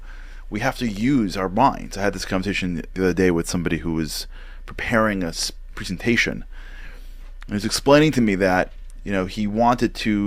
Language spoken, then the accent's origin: English; New York, United States; I'm from New York